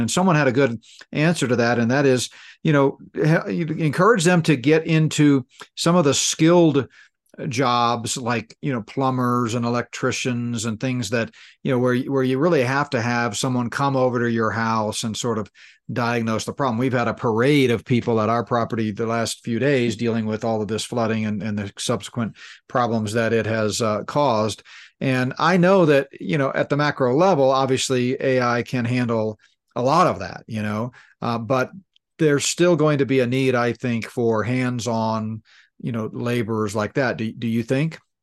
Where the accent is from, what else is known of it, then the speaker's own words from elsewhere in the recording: Danbury, Connecticut, United States; moved away; also born or lived in New Fairfield, Connecticut; And I grew up in Danbury, Connecticut. We, a, almost all of my grade school years were in, uh, Danbury and New Fairfield, Connecticut.